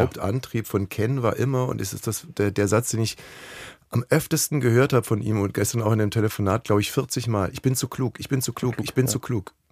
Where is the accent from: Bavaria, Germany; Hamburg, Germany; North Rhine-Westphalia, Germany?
Bavaria, Germany; Ammersee; ich komme aus Bayern vom mhm. Ammersee.